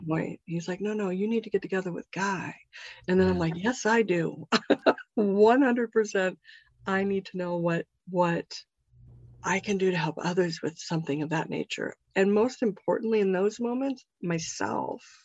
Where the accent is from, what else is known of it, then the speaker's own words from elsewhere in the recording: Topanga, California, United States; topanga is my hometown